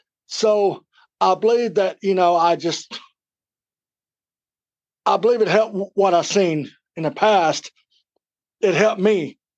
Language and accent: English; Nashville, Tennessee, United States; Nashville, Tennessee.